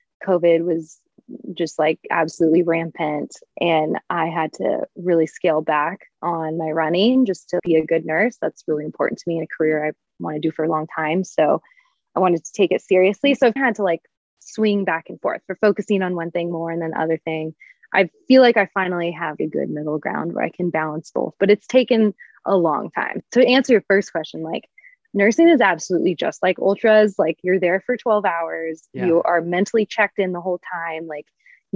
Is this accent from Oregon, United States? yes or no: yes; Portland, Oregon, United States; also born or lived in Boulder / Flagstaff; now in Spokane, United States; I grew up in Portland